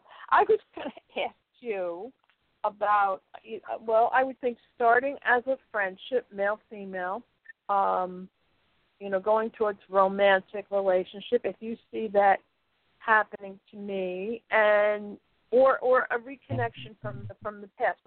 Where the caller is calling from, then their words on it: Connecticut, United States; I'm calling you from Connecticut.